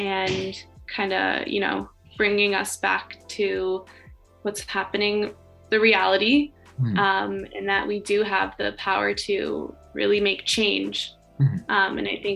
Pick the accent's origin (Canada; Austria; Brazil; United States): Canada; growing up in Canada.